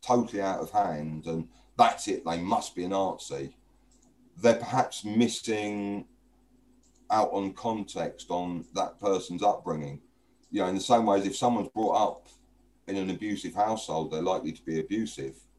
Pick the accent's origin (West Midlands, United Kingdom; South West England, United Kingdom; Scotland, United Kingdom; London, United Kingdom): London, United Kingdom; I grew up in East London in the 70s